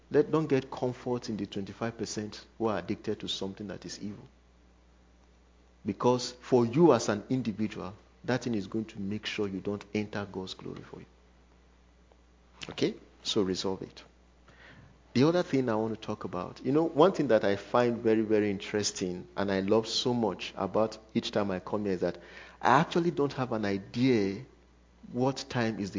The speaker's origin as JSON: {"language": "English", "town": "Cookeville", "region": "Tennessee", "country": "United States", "said": "I come from Cookeville, so my time is always Cookeville time."}